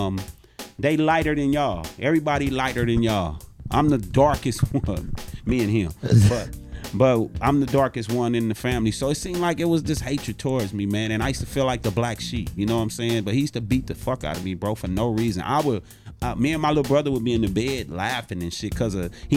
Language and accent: English; Los Angeles, California, United States; I was born in the Nickersons.